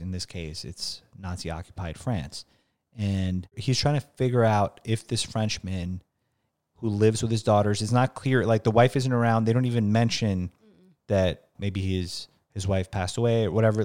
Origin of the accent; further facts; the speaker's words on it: New York, United States; growing up in the Bronx or, like, blue collar background, being an Albanian